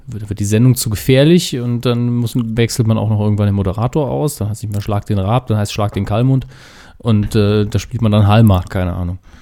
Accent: Saarland, Germany; als Saarländer

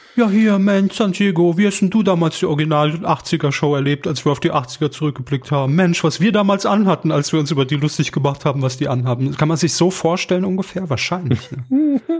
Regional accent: Saarland, Germany; wir aus dem Saarland kommen

